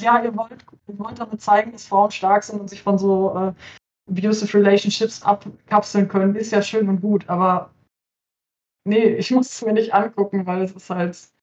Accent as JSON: {"language": "German", "area": "Cologne-Bonn region", "region": "North Rhine-Westphalia", "country": "Germany", "said": "Ich komme aus der Köln-Bonner Region"}